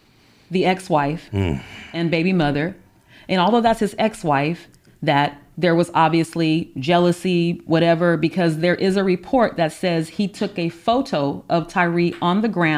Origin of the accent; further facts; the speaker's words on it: California, United States; also born or lived in Orlando, Florida; I was born in Orlando, Florida, and so I travel there a lot. But when I go, my family there, there's a misconception that like because you're from California, like you're rich